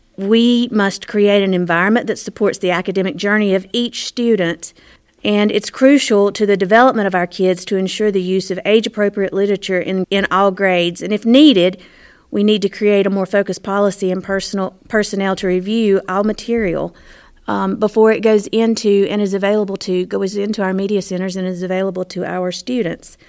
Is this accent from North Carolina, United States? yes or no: yes; Morganton, North Carolina, United States; I was born and raised in Morganton. Lived, lived my whole life here.